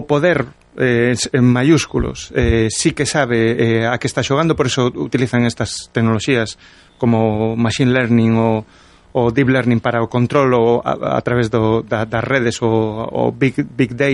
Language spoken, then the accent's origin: Galician; Galicia, Spain; Eu escollo os dous, son galego.